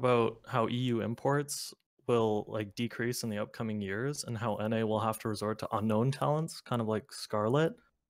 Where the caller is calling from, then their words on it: London, Ontario, Canada; Canada. Small city called London.